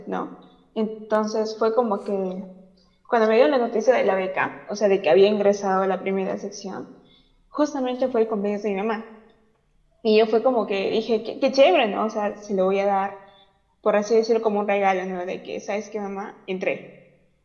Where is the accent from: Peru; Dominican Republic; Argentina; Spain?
Peru; yo soy de Perú